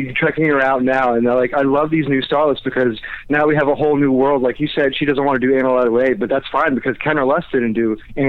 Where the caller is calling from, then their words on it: Orlando, Florida, United States; I'm calling from Orlando, Florida.